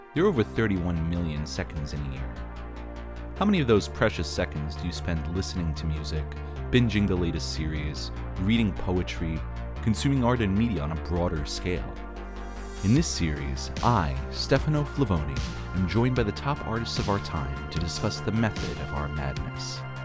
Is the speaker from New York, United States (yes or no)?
yes; New York, United States; When I was a kid growing up in New York